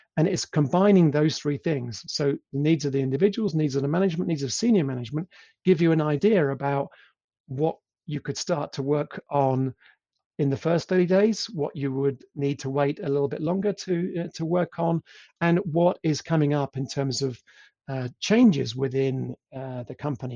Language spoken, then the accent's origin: English; England, United Kingdom; accent: English; moved away as an adult; also born or lived in Italy / Poland; now in Germany; I am English, as you can probably tell from my accent